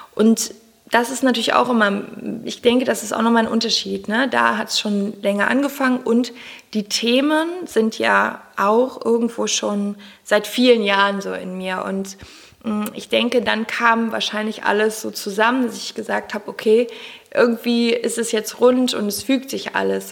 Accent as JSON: {"language": "German", "town": "Cologne", "region": "North Rhine-Westphalia", "country": "Germany", "said": "ich komme aus Köln"}